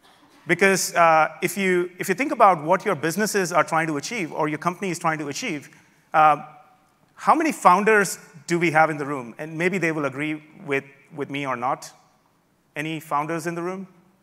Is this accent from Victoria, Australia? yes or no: yes; Melbourne, Victoria, Australia; I'm from Melbourne, Australia. You don't hear the accent.